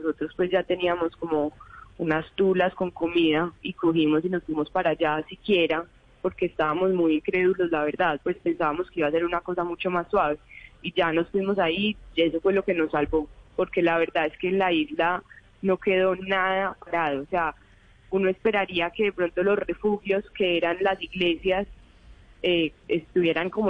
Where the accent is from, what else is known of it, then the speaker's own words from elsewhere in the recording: Medellín, Antioquia, Colombia; De Medellín.